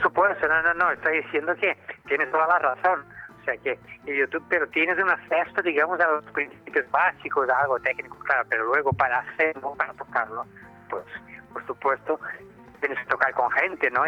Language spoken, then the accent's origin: Spanish; Brazil; now in Spain; yo que soy brasileño, latino, tropical